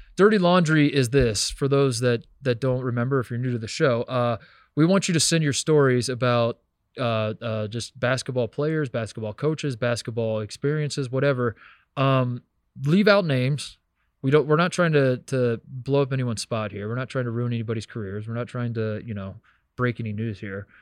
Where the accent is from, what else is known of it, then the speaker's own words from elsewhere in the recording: Hendricks County, Indiana, United States; moved away; I'm from Hendricks County, Indiana